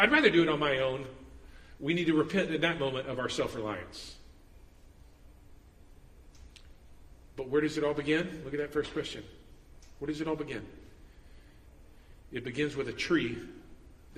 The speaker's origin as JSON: {"language": "English", "country": "United States", "said": "we grew up in the West and we grew up in America"}